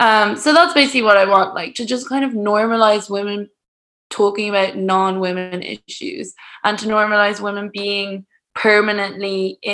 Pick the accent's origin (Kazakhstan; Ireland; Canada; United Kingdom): Ireland; also born or lived in Spain; because I'm from Ireland, so I swim a lot in the summer, and I'm also from Spain. And then like when I'm in London, I also do a lot of outdoor swimming.